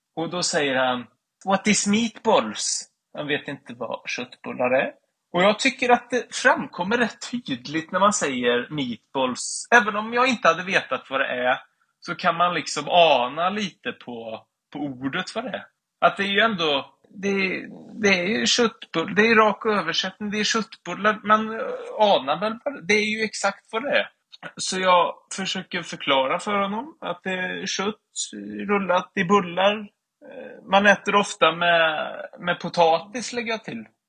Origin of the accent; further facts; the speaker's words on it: Sweden; jag är från Svea rike